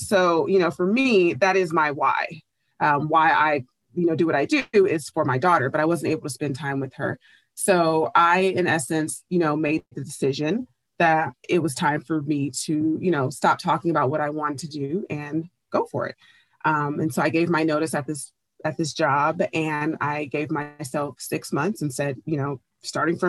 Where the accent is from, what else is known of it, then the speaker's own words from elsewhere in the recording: Oakland, California, United States; I grew up in Bay Area, California, specifically Oakland